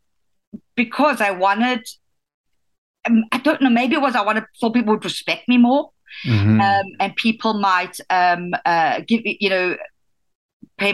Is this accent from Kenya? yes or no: no; South Africa; moved away as an adult; growing up in South Africa. I grew up in a very chauvinistic community and society